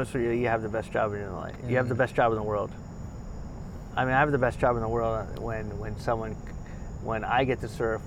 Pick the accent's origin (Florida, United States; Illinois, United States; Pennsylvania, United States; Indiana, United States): Florida, United States; Miami; moved away; I'm from Miami